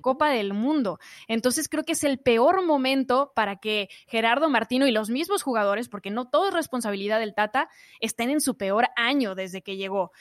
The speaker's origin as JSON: {"language": "Spanish", "country": "Mexico"}